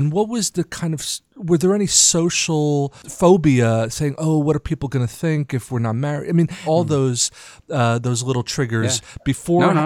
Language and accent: English; United States; I'm American